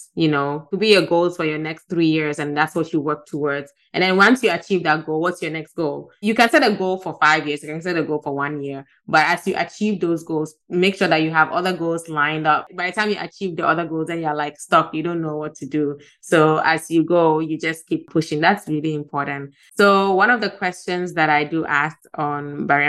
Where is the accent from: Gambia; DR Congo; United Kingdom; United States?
Gambia; moved away; also born or lived in Ghana; I'm from Ghana, but I grew up in Gambia. So Gambia has been like my home for the past more than 30 years.